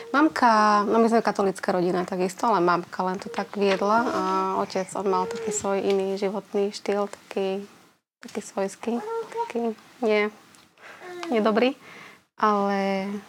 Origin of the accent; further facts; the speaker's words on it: Slovakia; som z dediny, z uh, ehm, Stranovnice. Tam som vlastne celý čas žila